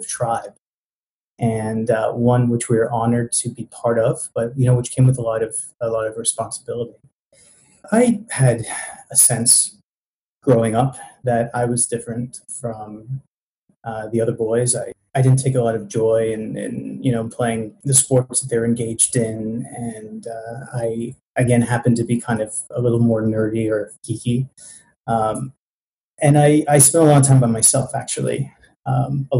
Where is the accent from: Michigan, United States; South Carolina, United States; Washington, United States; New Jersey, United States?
South Carolina, United States; Greenville; now in Toronto, Canada; I'm from Greenville, South Carolina, which is the buckle of the Bible Belt.